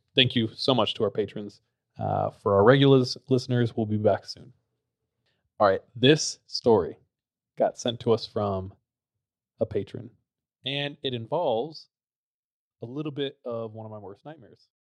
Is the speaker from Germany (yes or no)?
no; Visalia, California, United States; my hometown is very interesting. It's, like, really compact.